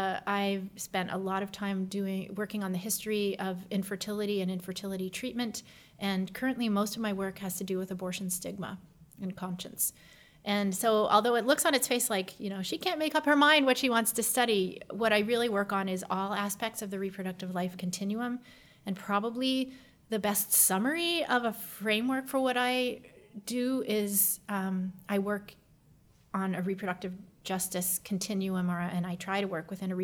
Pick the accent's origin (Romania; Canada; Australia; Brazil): Canada; moved away as an adult; now in United States; I am Canadian originally, born to American parents who happened to be living in Canada at the time, or my mother anyway. And I grew up there until college